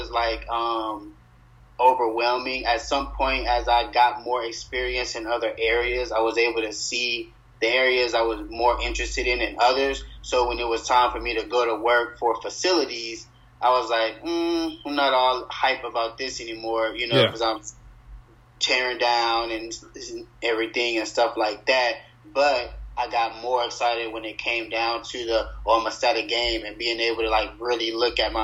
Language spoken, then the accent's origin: English; Louisiana, United States; moved away as an adult; now in Texas, United States; I'm from Louisiana, who dat all the way